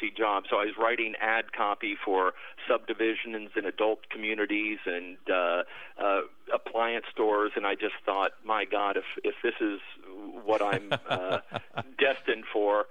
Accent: Maitland, Florida, United States; Just outside Orlando, Florida, in a little town called Maitland.

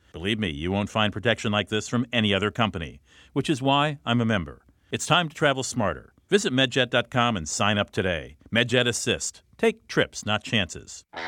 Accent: Washington, District of Columbia, United States; my hometown of Washington, D C

